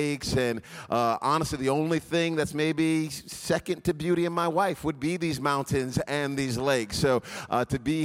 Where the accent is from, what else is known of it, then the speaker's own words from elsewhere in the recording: Providence, Rhode Island, United States; now in Dallas, United States; I'm originally from Providence, Rhode Island